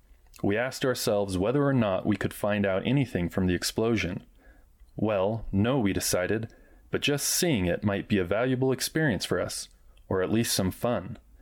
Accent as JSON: {"language": "English", "region": "Wyoming", "country": "United States", "said": "After all, I came from Wyoming, where every red-blooded boy learned to shoot before he could walk."}